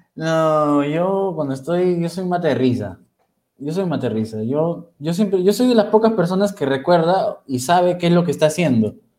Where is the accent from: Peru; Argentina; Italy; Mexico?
Peru; Huacho, Lima; Yo soy peruano de corazón, guachanazo, y siempre lo decís, soy recontra guachano.